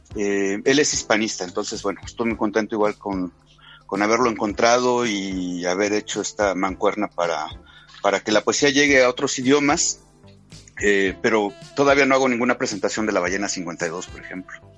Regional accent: Hidalgo, Mexico; en el estado de Hidalgo, precisamente hoy, eh, tengo una reunión con el secretario de Cultura del estado de Hidalgo, que es donde está mi ciudad natal

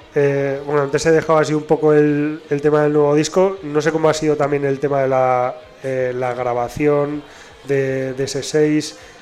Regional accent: Basque Country, Spain; en euskera tenemos una palabra

